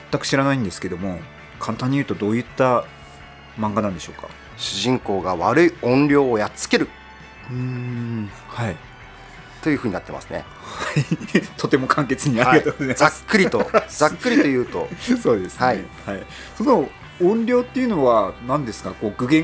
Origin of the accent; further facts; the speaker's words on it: Tomakomai, Hokkaido, Japan; 生まれも育ちも苫小牧です